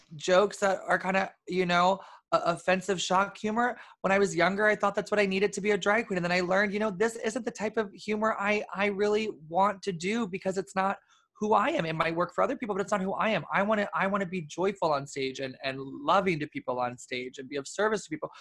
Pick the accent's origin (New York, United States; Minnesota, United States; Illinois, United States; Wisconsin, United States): New York, United States; New York City; being a New Yorker